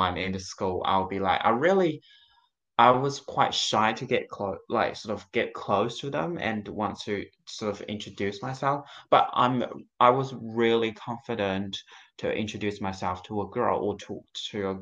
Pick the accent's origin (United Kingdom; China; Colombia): China; also born or lived in Palmerston North, New Zealand; now in Auckland, New Zealand; I'm from China originally, and so my family is still in China